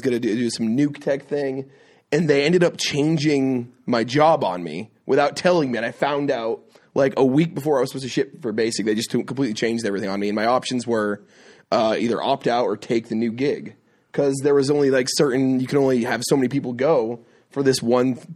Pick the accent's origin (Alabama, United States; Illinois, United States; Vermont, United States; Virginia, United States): Vermont, United States; I still live in Vermont. I was born in Vermont